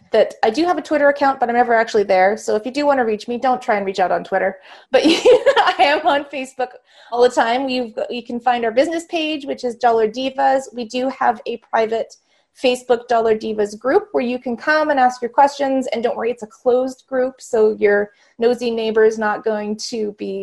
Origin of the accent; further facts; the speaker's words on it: Vancouver, British Columbia, Canada; I was born in Vancouver, BC in Canada